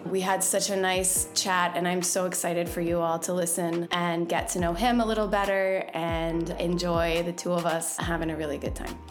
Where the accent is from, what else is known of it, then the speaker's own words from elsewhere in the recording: Louisville, Kentucky, United States; moved away; I went home to my hometown, Louisville, Kentucky